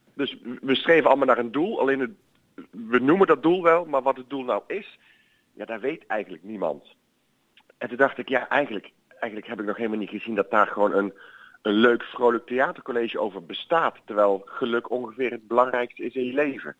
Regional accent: Boxmeer, North Brabant, Netherlands; het is waar ik vandaan kom. Ik ben geboren in Boksmeer.

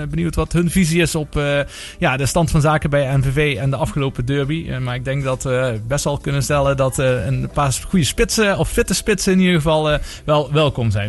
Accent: Maastricht, Limburg, Netherlands; zelf als Maastrichtenaar

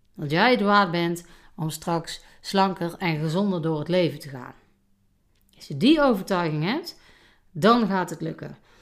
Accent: North Brabant, Netherlands; bij ons in Brabant

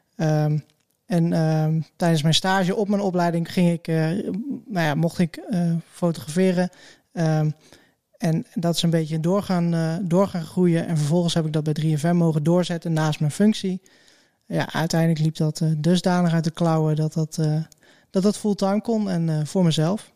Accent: Hattem, Gelderland, Netherlands; now in Zwolle, Netherlands; ik ben geboren in Hattem en ja, dat is een beetje het, het voorland van Zwolle.

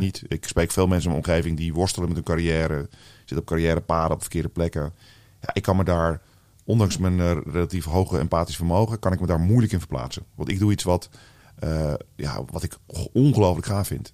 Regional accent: Netherlands; Ik als, eh, als echte Nederlander die hier eh, vooral in Nederland heeft gewoond

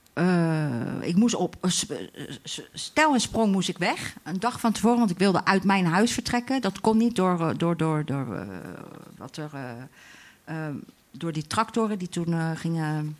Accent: Delft, South Holland, Netherlands; ik ben geboren in Delft in 1977

